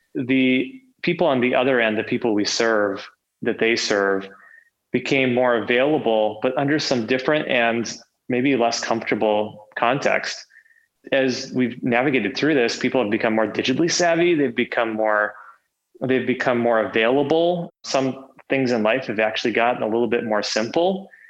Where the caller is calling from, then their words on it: Minneapolis, Minnesota, United States; I am calling in from sunny Minneapolis today.